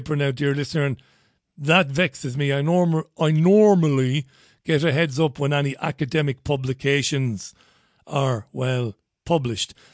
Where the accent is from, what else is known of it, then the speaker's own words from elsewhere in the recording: United Kingdom; me being a Brit